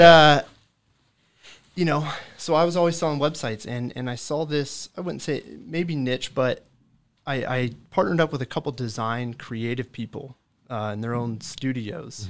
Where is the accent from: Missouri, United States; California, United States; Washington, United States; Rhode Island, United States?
California, United States; Pleasanton; also born or lived in Redding, California / Chico, California; I grew up in Pleasanton, California